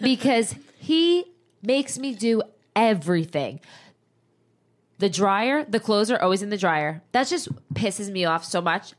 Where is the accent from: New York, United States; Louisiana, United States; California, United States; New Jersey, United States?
New Jersey, United States; moved away as an adult; I'm literally from New Jersey.